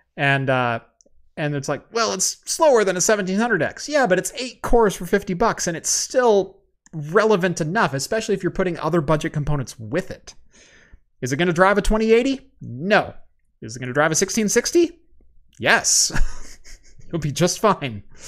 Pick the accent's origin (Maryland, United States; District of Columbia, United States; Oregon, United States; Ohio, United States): Oregon, United States; Eugene; I am from Eugene